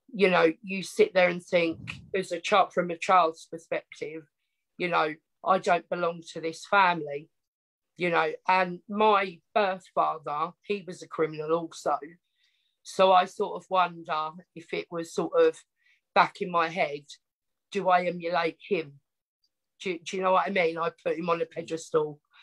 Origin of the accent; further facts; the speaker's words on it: Essex, East of England, United Kingdom; accent: Essex; I grew up in Essex, a small little town